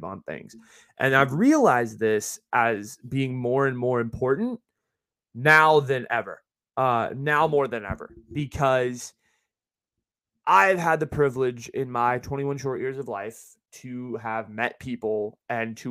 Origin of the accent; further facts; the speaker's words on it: South Bay, Silicon Valley, California, United States; growing up in the Valley here in the Silicon Valley, in the Bay Area, in this part of the Bay, in the South Bay